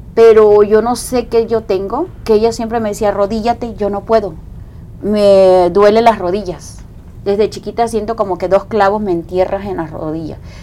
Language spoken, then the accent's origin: Spanish; Coatzacoalcos, Veracruz, Mexico; moved away; yo soy de, de Coaxacualcos, Veracruz